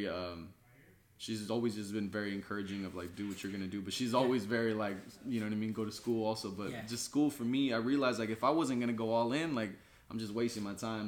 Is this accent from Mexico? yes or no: yes; Mexico; now in West Sacramento, United States; I was born in Mexico myself